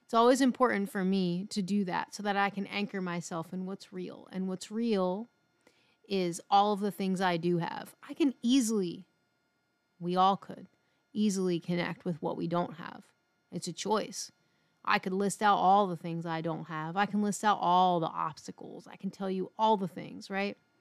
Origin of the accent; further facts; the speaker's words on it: Philadelphia, Pennsylvania, United States; moved away; growing up in Philly